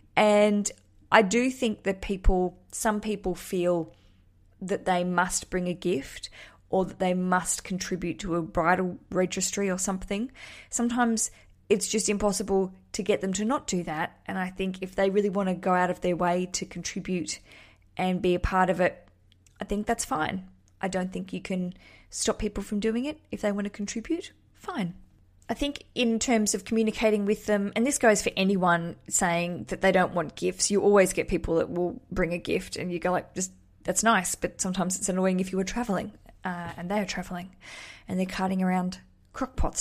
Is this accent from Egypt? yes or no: no; Australia